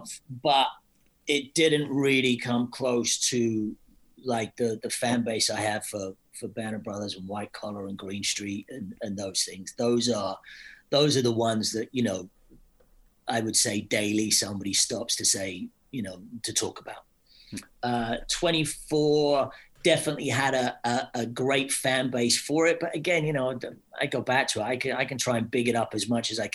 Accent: Scotland, United Kingdom; I'm Scottish

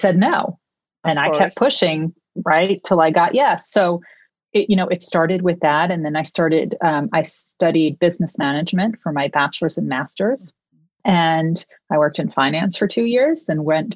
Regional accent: New York, United States; I am a New Yorker through and through

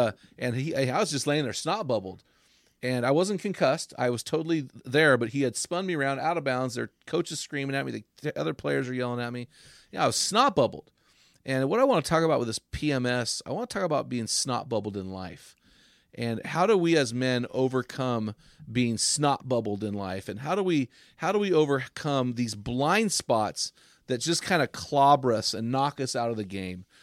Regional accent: St. Louis, Missouri, United States; we grew up in Saint Louis

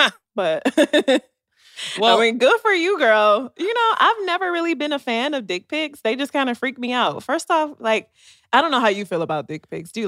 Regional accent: United States; I'm American

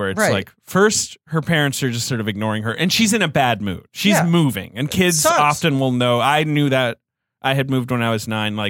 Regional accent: England, United Kingdom; No, I grew up in England. I was a high schooler.

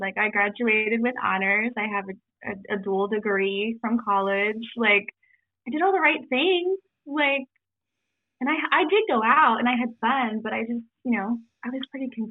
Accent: Galloway, Ohio, United States; So I grew up in Galloway, Ohio, in the Hole in the Wall

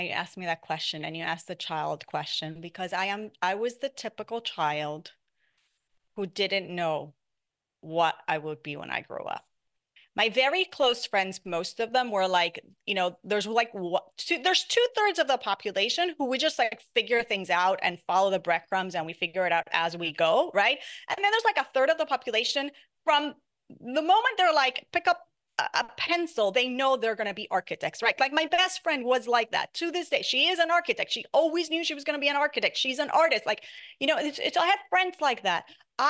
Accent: Puerto Rico, United States; I grew up in Puerto Rico and I loved it. I loved being in the beach. I loved being in the boat.

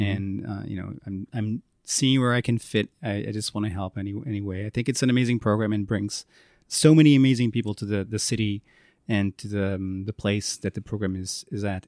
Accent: Porto, Norte, Portugal; also born or lived in Strasbourg, France; now in Lisbon, Portugal; I'm from Porto, I was born there

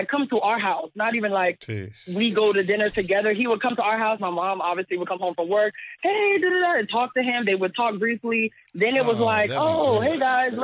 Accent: Florida, United States; now in New York, United States; I'm not even from New York. I'm from Florida

